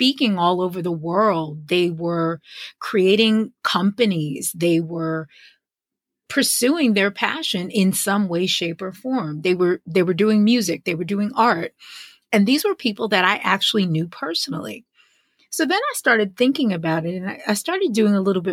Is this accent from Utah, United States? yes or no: no; White Plains, New York, United States; moved away as an adult; now in Atlanta, United States; growing up in White Plains, New York